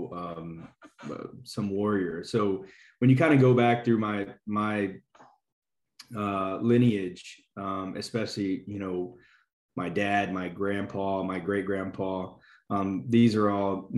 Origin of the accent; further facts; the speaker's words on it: South Louisiana, United States; I was born and raised in Louisiana, raised in South Louisiana.